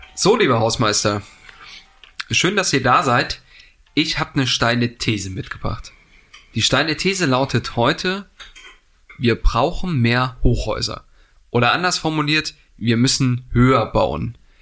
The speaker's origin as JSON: {"language": "German", "region": "East Germany", "country": "Germany", "said": "als Ostdeutscher"}